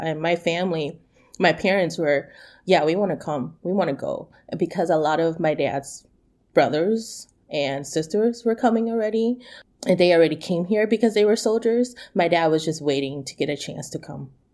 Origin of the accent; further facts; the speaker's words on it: United States; I am Hmong American